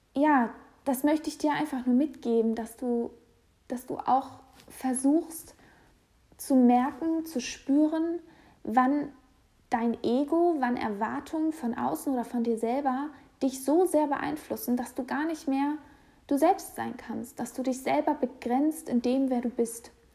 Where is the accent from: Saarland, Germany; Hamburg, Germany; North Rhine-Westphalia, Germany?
Hamburg, Germany; moved away as an adult; now in Berlin, Germany; Ich lebe derzeit in Berlin, komme aber aus Hamburg und ähm, Hamburg ist meine Heimat